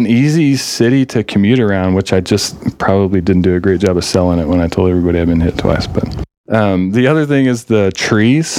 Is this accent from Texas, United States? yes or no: yes; Amarillo, Texas, United States; moved away as an adult; also born or lived in Anchorage, Alaska; I grew up in Olson Park